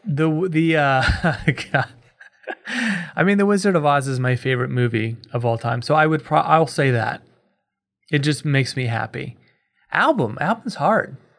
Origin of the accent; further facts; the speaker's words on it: Kansas City, United States; I'm from Kansas City.